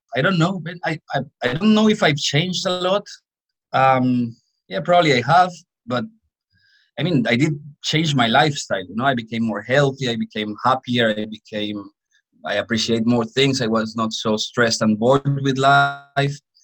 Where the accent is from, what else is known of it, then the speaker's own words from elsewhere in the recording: Colombia; I grew up in a coffee farm in Colombia